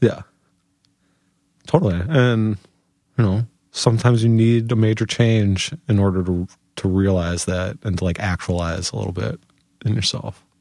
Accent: Chicago, Illinois, United States; moved away as an adult; now in Portland, United States; if you were to ask me where I'm from, you know, I would tell you that I'm from Chicago

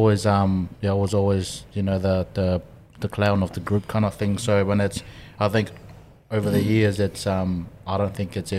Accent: Samoa; moved away; also born or lived in New Zealand; growing up in Samoa

